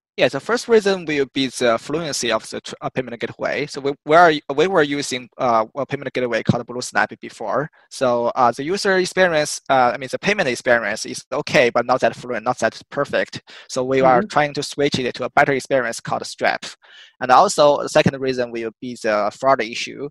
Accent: China; moved away as an adult; also born or lived in United Kingdom / Australia / Boston; So I was originally from China. Um, I born and raised there

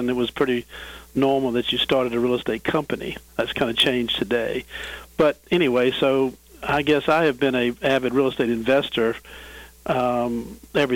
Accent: Williamsburg, Virginia, United States; now in Richmond, United States; I grew up in Williamsburg, which is about 50 miles from here, and came to Richmond right out of college

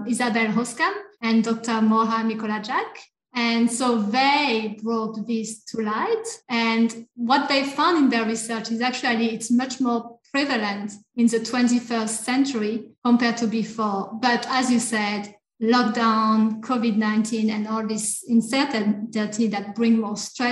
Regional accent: France; English is a second language; moved away as an adult; now in Australia; I am from France

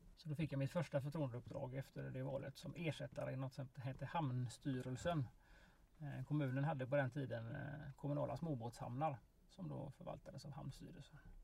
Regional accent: Kungsbacka, Halland County, Sweden; I Valda då som är min hembygd eh, väster om Kungsbacka

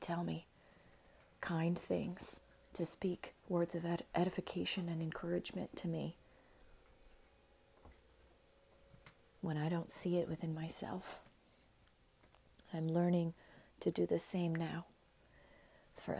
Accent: United States; being an American

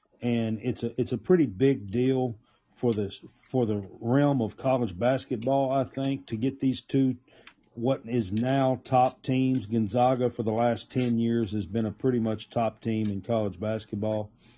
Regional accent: Glasgow, Kentucky, United States; I'm from Barron County, Glasgow, Kentucky, and it's the town over.

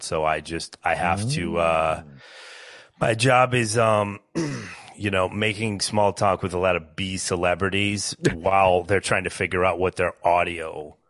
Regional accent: Minnesota, United States; I'm from Minnesota as well.

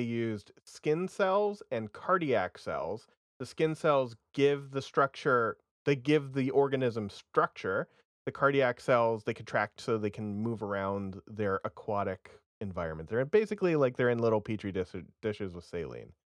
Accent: Vermont, United States; I'm from Vermont.

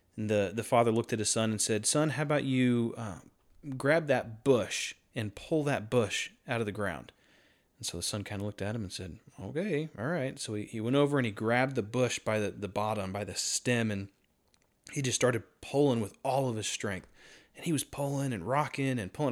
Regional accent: North Carolina, United States; I was born and raised in North Carolina

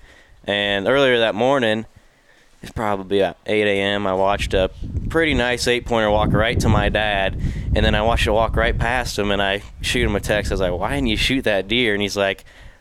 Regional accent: Fairfield, Iowa, United States; I'm from Fairfield, Iowa

